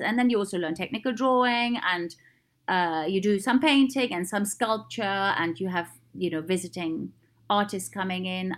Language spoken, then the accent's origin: English; East Germany, Germany; moved away; I grew up in East Germany.